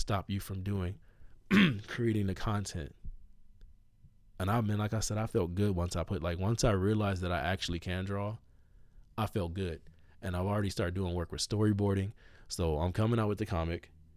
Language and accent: English; United States; I'm an American